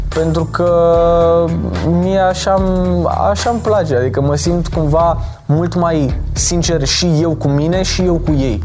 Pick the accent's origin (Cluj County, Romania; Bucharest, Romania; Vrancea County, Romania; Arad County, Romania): Bucharest, Romania; am 18 uh, ani, sunt din București